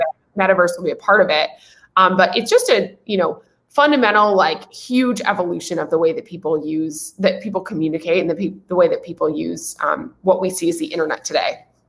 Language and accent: English; Nashville, Tennessee, United States; moved away as an adult; also born or lived in California; I'm originally from Nashville, Tennessee, uh, southeast part of the United States, Music City, um, amazing place to grow up